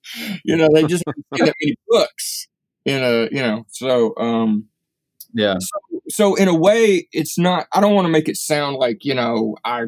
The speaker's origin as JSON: {"language": "English", "region": "Appalachia", "country": "United States", "tie": "born or raised there", "said": "I grew up in a little Appalachian town, but so in many ways, I'm kind of a Highlander"}